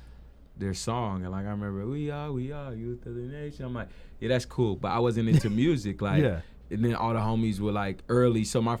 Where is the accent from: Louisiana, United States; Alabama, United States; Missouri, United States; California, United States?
California, United States; Oakland; born there; also born or lived in Japan / Los Angeles / Atlanta / Hawaii; I was born in Oakland.